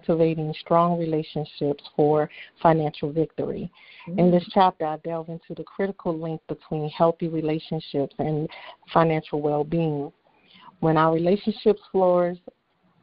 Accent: Washington, District of Columbia, United States; I'm from Washington, D.C.

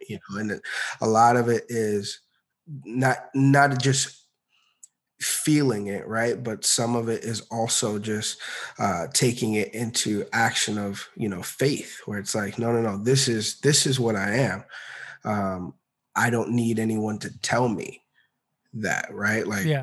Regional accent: Maryland, United States; moved away as an adult; also born or lived in Orlando, Florida / Virginia; now in Atlanta, United States; I originally grew up in uh, in Maryland

